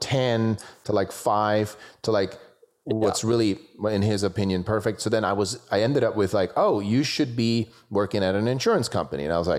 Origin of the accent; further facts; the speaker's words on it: Switzerland; I grew up in Switzerland